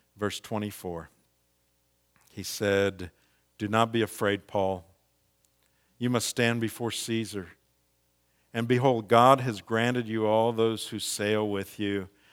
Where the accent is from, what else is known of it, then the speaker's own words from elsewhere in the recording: Missouri, United States; moved away as an adult; also born or lived in the South (twenty years); I'm from Missouri originally